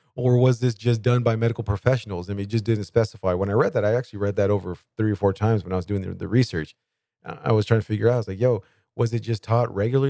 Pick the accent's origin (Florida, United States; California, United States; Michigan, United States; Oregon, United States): California, United States; Bakersfield; I grew up at is in Bakersfield, California